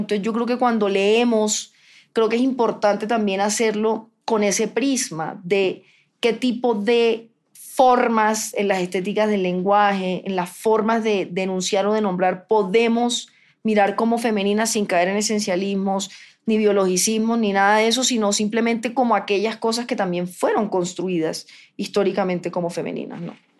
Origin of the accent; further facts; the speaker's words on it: Cartagena / Barranquilla, Caribbean Region, Colombia; Yo soy mitad cartagenera, mitad barranquillera